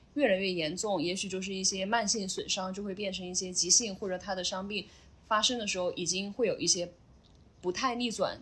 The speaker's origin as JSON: {"language": "Chinese", "region": "Chongqing", "country": "China", "tie": "born or raised there", "also_born_or_lived": "Sichuan / Xiamen / Shanghai", "moved": "as an adult", "lives_now": "Zhuhai, China", "said": "我老家是四川嗯。所以基本上以前是在出来工作之前，可能更多时间生活在重庆"}